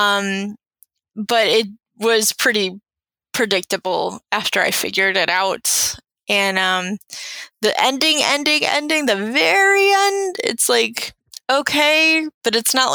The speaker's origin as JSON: {"language": "English", "town": "Detroit", "region": "Michigan", "country": "United States", "accent": "Michigan", "said": "I'm from Detroit"}